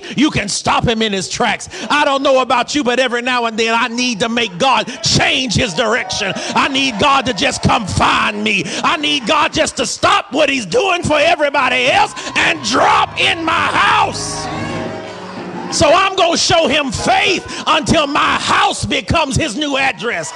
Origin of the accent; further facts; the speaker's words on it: the South, United States; I'm from the South and I'm black. We save consonants when we can.